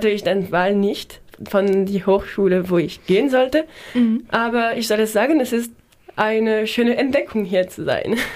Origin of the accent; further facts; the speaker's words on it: Strasbourg, Grand Est, France; German is a second language; moved away as an adult; also born or lived in Annecy, France; now in Kiel, Germany; ich lebe in Straßburg mit meinen Eltern.